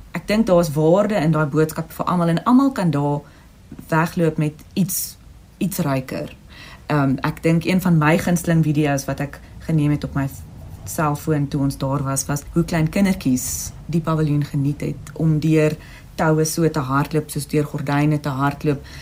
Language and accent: Afrikaans; South Africa; ons as Suid-Afrikaners